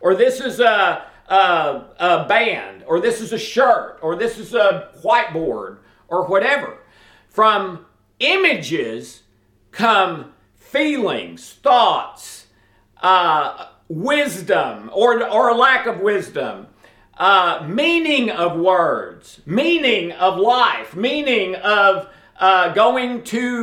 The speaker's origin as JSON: {"language": "English", "region": "the South", "country": "United States", "said": "I'm from the South"}